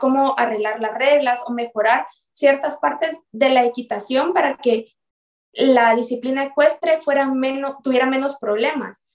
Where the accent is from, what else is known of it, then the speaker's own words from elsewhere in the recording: Guatemala; nosotros como guatemaltecos